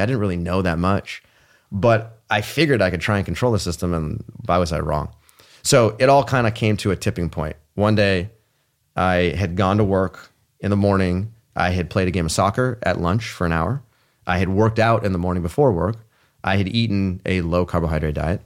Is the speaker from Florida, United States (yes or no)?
no; Palo Alto, California, United States; I grew up in Palo Alto, California.